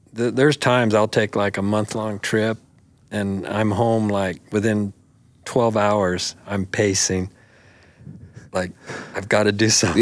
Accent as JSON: {"language": "English", "town": "Buffalo", "region": "Wyoming", "country": "United States", "tie": "born or raised there", "also_born_or_lived": "Sheridan, Wyoming", "said": "Buffalo, you know, for, for years was my hometown"}